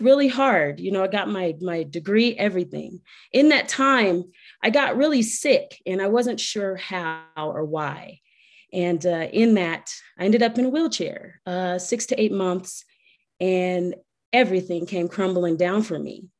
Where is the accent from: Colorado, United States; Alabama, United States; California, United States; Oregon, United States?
Colorado, United States; Colorado Springs; I am from Colorado Springs, Colorado